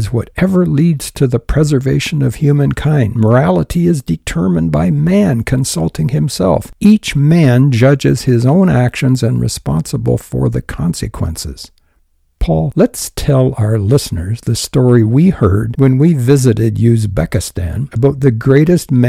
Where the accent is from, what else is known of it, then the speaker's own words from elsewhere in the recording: Canada; I'm a Canadian. I was born in Canada.